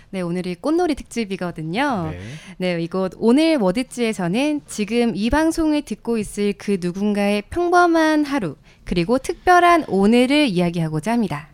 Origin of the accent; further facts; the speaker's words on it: Ulsan, South Korea; moved away; 제 고향이 울산이에요. 경상도에 있는 음. 남쪽 나라 울산